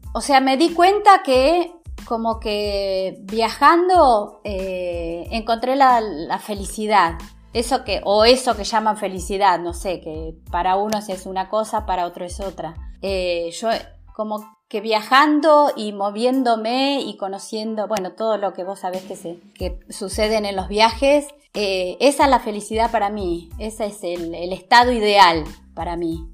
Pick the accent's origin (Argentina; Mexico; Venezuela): Argentina; Santa Rosa, La Pampa; de dónde sos, de la Argentina, ah, de Buenos Aires o de Córdoba. No, de La Pampa